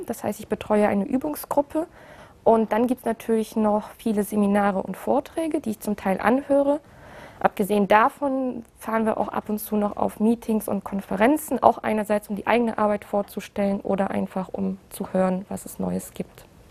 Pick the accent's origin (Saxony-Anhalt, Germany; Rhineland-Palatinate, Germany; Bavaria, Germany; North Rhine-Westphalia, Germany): North Rhine-Westphalia, Germany; Aachen; moved away as an adult; now in Karlsruhe, Germany; Also eigentlich komme ich aus Aachen, ich habe da auch studiert